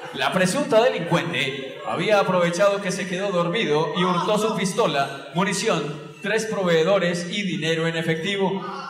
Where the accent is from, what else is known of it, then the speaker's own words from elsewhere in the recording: Medellín, Antioquia, Colombia; en el barrio donde yo crecí, en Santo Domingo Sabio